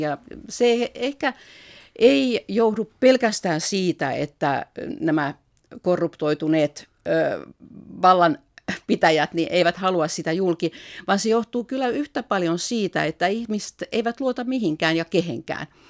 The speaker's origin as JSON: {"language": "Finnish", "country": "Finland", "also_born_or_lived": "Russia", "moved": "as an adult", "said": "olen Suomesta"}